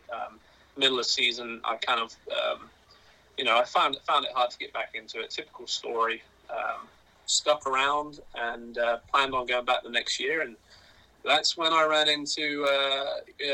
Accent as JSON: {"language": "English", "town": "Oxford", "region": "South East England", "country": "United Kingdom", "tie": "born or raised there", "moved": "as an adult", "lives_now": "United States", "said": "I'm from England originally, Oxford, England, and came over here, 13 years ago on a basketball scholarship"}